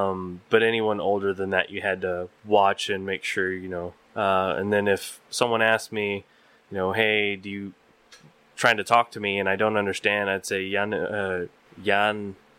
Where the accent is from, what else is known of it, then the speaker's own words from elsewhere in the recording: Uvalde, Texas, United States; also born or lived in Okinawa, Japan; We only lived there 2 years, and then we moved back to the States, to Uvalde, Texas.